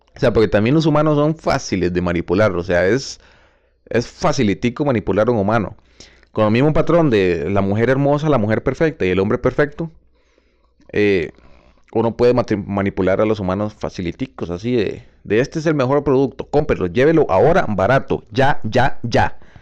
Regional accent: Costa Rica; pertenezco al mismo país, a Costa Rica

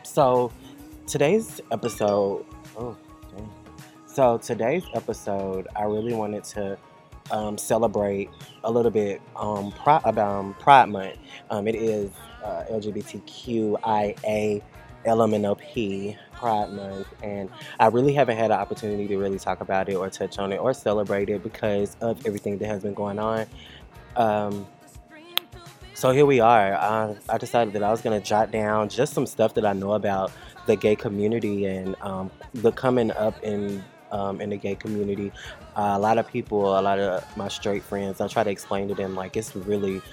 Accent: Cartersville, Georgia, United States; my hometown, Cartersville

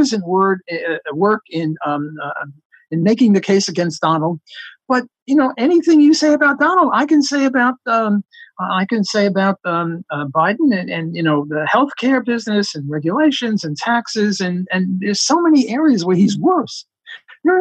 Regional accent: New York City, New York, United States; I'm from Brooklyn

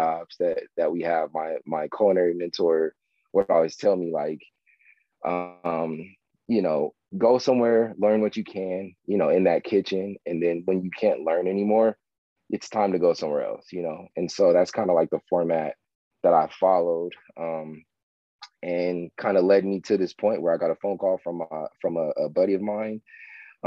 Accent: Palmdale, California, United States; I'm from Palmdale, California

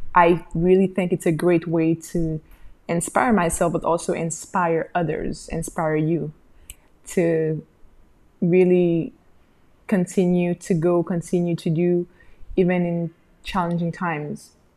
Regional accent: Haiti; also born or lived in Montreal, Canada; I came back to my home country and I opened a small maternity boutique with my sister

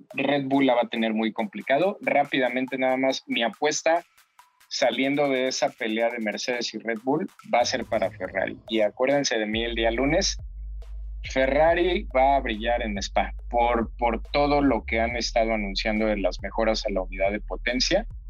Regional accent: Mexico; a los mexicanos de ahorita

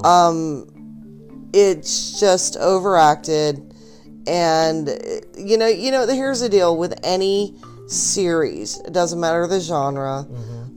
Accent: Boise, Idaho, United States; I grew up in Mormonville, uh, Boise

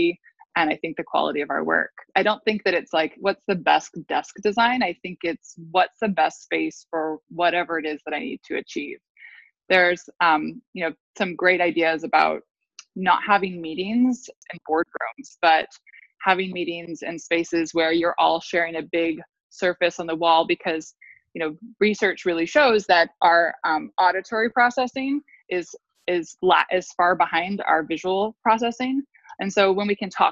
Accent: United States; also born or lived in Italy; growing up in the States

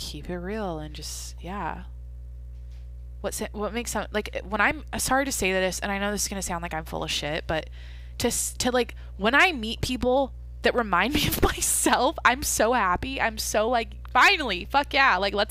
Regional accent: Skagit Valley, Washington, United States; My hometown is famous for the Skagit Valley Tulip Festival

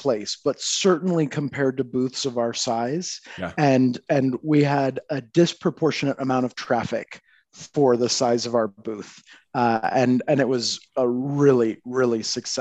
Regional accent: Michigan, United States; I grew up in Michigan, and there were lakes, you know, basically lakes every 10 minutes away.

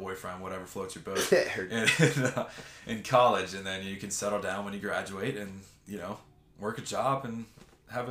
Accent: Harrisburg, Pennsylvania, United States; moved away; I grew up in the suburbs of the capital city of Harrisburg, and I grew up across the river from Harrisburg

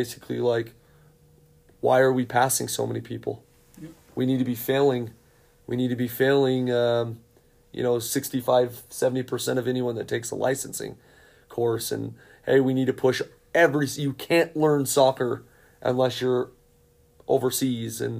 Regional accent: United States; I am an American-born soccer coach

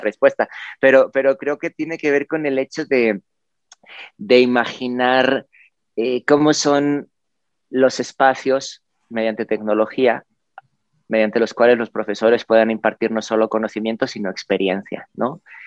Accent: Spain; en la ciudad en la que yo vivía, en la que viví, nací en España

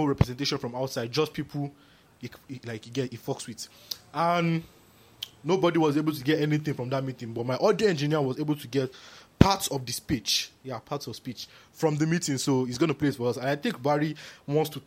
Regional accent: Nigeria; I'm proud to be a Nigerian

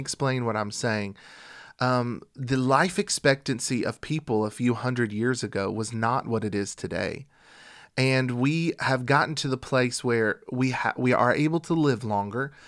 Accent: United States; we're from the United States of America

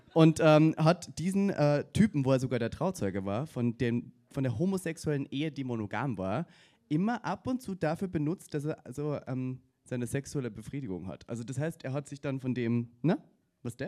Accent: Austria; bei mir in Österreich

